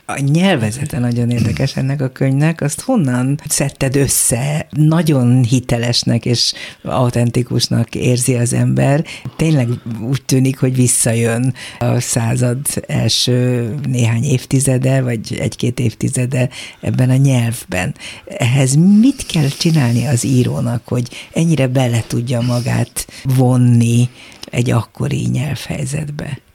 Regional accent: Hungary; Mi magyarok vagyunk

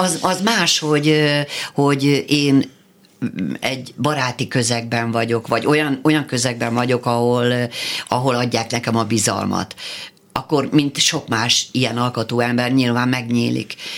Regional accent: Szolnok, Jász-Nagykun-Szolnok, Hungary; moved away as an adult; also born or lived in Budapest; Én szolnoki vagyok. Én föl, följöttem vidékről felvételizni

